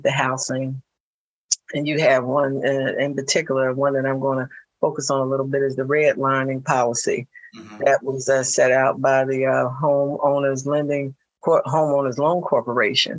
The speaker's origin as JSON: {"language": "English", "town": "Philadelphia", "region": "Pennsylvania", "country": "United States", "tie": "born or raised there", "said": "I grew up in North Philadelphia"}